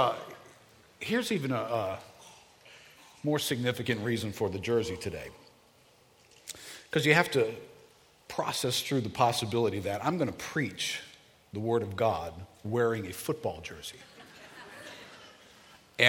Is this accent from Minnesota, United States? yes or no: no; New Orleans, Louisiana, United States; moved away; I'm from New Orleans.